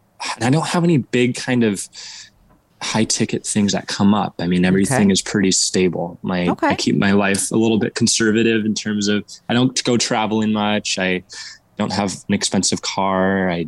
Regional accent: Oregon, United States; So I was born and raised in Southern Oregon in this town, and I'm just moved back after about 4 years.

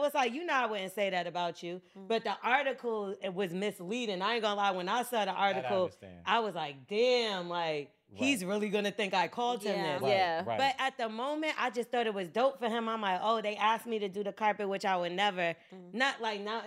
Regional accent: New Jersey, United States; where I grew up in Jersey, it's a bunch of us that went to school in the same area

